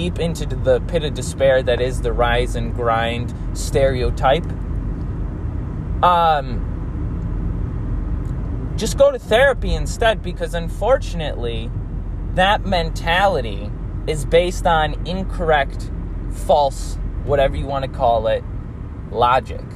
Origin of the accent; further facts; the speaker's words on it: United States; I grew up in the United States.